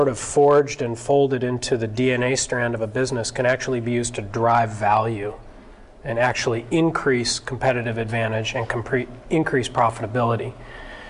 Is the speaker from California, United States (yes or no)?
yes; Berkeley, California, United States; also born or lived in San Francisco; I grew up in Berkeley.